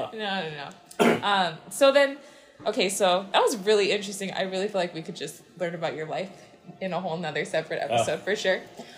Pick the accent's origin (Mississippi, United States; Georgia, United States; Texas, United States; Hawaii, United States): Hawaii, United States; I grew up in Hawaii. Like, you'd think growing up here, going to Kamehameha